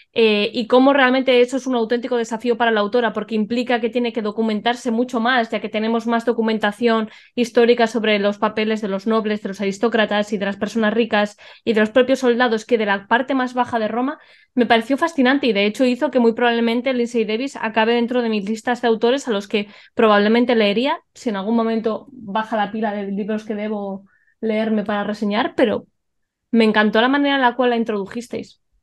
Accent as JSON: {"language": "Spanish", "town": "A Coruña", "region": "Galicia", "country": "Spain", "said": "yo soy de La Coruña o sea, he vivido en La Coruña la mayor parte de mi vida"}